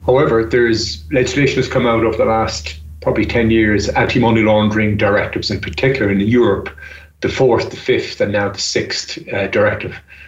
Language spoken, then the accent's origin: English; Ireland; I'm Irish and I'm based in Ireland